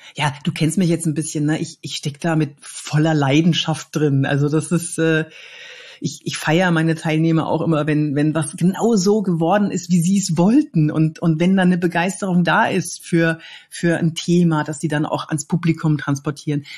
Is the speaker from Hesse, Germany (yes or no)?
no; Cologne, North Rhine-Westphalia, Germany; ich komme eigentlich aus Köln, aber ich bin so viel unterwegs